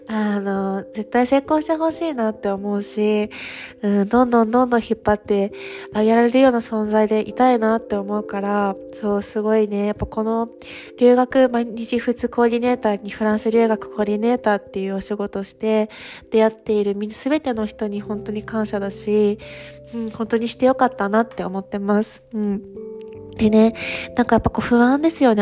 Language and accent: Japanese; Kyushu, Japan; moved away as an adult; now in Paris, France; 私、九州出身なんですけど